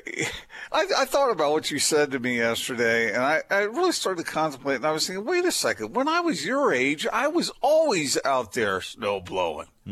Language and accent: English; Delaware, United States; now in Utah, United States; When I was a kid growing up in Delaware